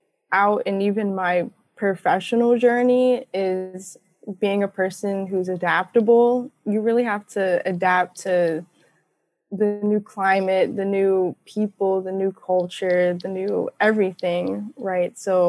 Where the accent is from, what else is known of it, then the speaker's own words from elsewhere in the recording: Southern United States, United States; I definitely claim being like a Southerner. So